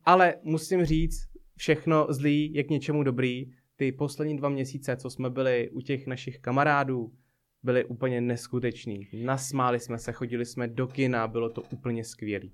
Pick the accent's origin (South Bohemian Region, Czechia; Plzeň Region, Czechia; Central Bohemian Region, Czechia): Plzeň Region, Czechia; Blížejov; Já byl vlastně na základní škole v takové malé obci